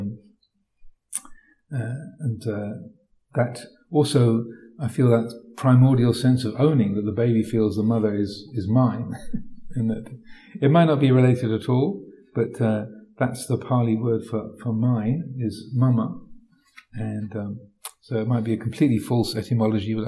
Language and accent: English; United Kingdom; I'm British